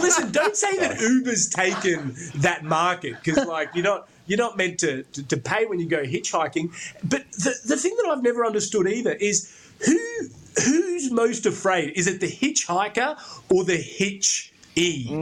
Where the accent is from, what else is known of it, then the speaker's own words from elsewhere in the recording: Brisbane, Queensland, Australia; I grew up in Brisbane